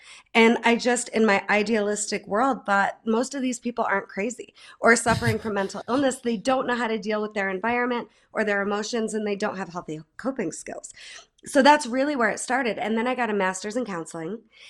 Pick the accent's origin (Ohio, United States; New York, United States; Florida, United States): New York, United States; Holland Patent; now in Denver, United States; I'm from Holland Patton. I'm from the Mohawk Valley, love central New York